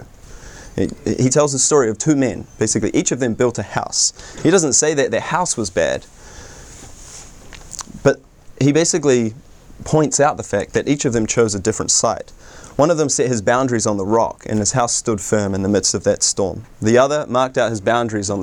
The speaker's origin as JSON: {"language": "English", "country": "New Zealand", "moved": "as an adult", "lives_now": "United States", "said": "I hail all the way from New Zealand, although to be fair, I've been in the States for coming up 7 years"}